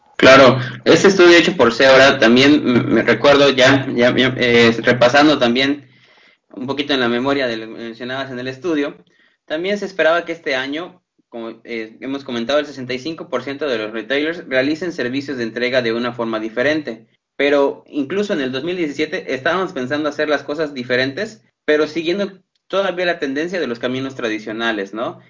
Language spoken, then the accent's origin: Spanish; Mexico